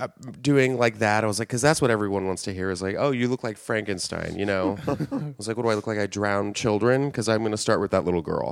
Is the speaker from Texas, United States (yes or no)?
yes; San Antonio, Texas, United States; moved away; Texas, San Antonio, Texas.